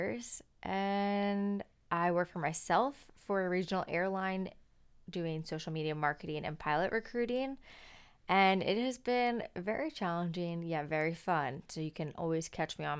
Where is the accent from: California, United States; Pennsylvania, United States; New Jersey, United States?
New Jersey, United States; Southern; now in Sarasota, United States; I'm from Southern New Jersey